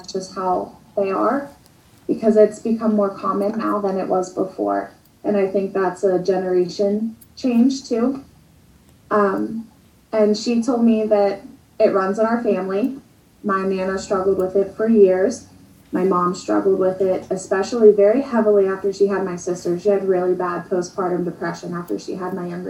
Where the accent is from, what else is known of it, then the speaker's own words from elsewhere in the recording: Western Pennsylvania, United States; I'm from Western PA